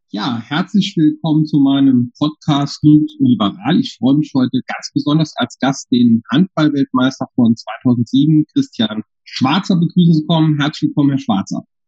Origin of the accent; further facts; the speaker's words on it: Saarland, Germany; bei uns im Saarland